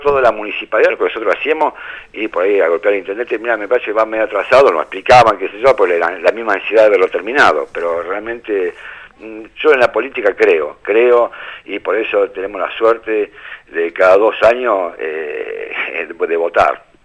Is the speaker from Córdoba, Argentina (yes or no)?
no; América, Buenos Aires Province, Argentina; Yo soy de América, provincia de Buenos Aires